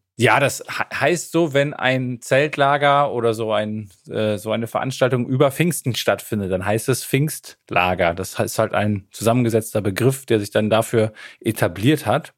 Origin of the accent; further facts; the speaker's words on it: Emsland, Lower Saxony, Germany; now in Münster, Germany; in meiner Heimat, dem Emsland